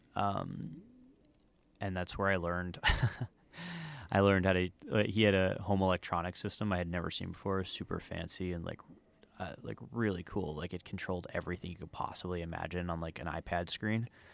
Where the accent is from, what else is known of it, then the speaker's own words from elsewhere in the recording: New Jersey, United States; moved away as an adult; also born or lived in Miami, Florida; now in Los Angeles, United States; I'm from New Jersey